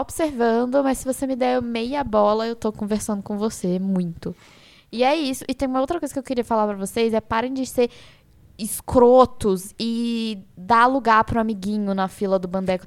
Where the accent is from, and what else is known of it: Brazil; accent: mineroca (Minas Gerais/Rio mix); now in São Paulo, Brazil